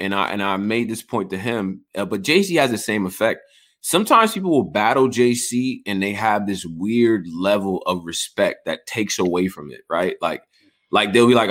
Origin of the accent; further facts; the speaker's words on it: Rochester, United States; I'm from Rochester.